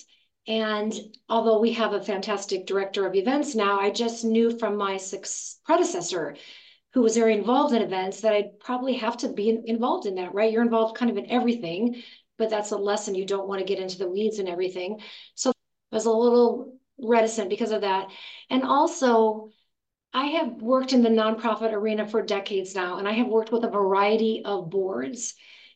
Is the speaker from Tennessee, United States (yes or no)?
no; Gary, Indiana, United States; now in Los Angeles, United States; I was born in Gary, Indiana.